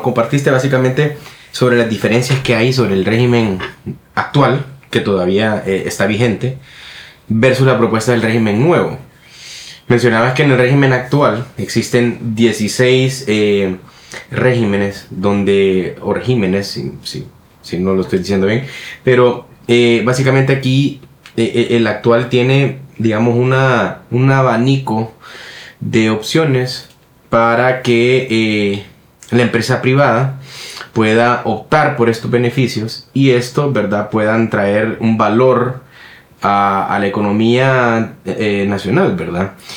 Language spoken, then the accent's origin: Spanish; Honduras; en nuestro país, en Honduras